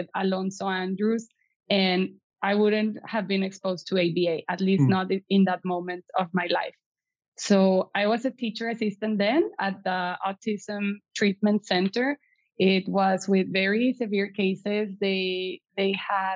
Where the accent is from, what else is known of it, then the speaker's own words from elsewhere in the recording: Piedras Negras, Coahuila, Mexico; English is a second language; moved away as an adult; also born or lived in Eagle Pass, Texas; now in Monterrey, Mexico; I was raised in Piedras Negras until I graduated from prepa.